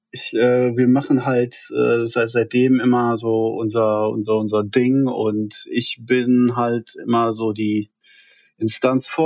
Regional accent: Hattingen, North Rhine-Westphalia, Germany; Ähm, aufgewachsen, gebürtig komme ich aus dem Ruhrgebiet.

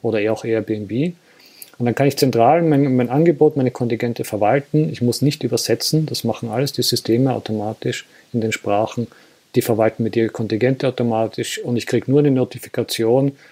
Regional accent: Austria; bei uns in Österreich

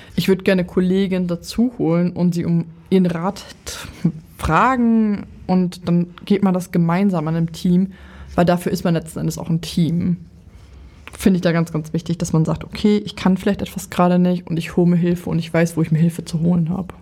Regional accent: Lower Saxony, Germany; Ich komme ja aus Niedersachsen

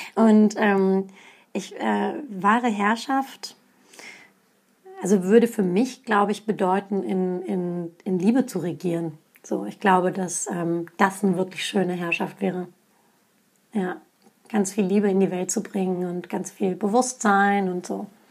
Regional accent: Hanover, Lower Saxony, Germany; first language Turkish; ich bin in Hannover geboren, in Hannover aufgewachsen

